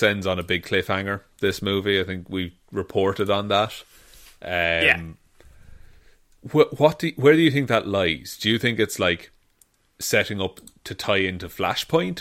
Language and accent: English; Ireland; because of being Irish